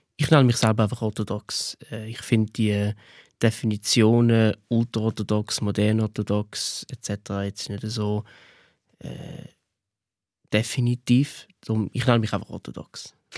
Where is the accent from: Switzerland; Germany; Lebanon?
Switzerland; Ich bin Schweizer.